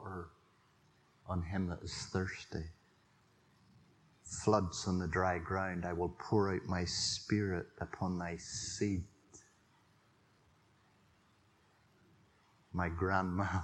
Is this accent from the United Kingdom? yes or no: yes; Drones Road, on the Ballycastle line, Northern Ireland, United Kingdom; I grew up in the Drones Road, if you know where that is. It used to be called the Ballycastle Line on the way to Armagh Ballycastle.